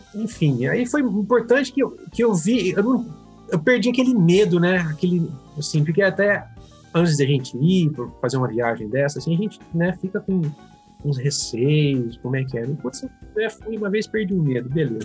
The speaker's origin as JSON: {"language": "Portuguese", "town": "Franca", "region": "São Paulo", "country": "Brazil", "said": "Eu sou daqui do interior de São Paulo, né? Uma cidade de Franca"}